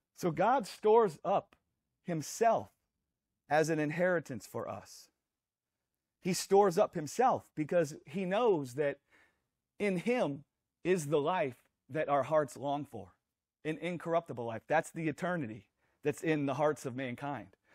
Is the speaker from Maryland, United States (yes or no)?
no; Louisiana, United States; we grew up in Louisiana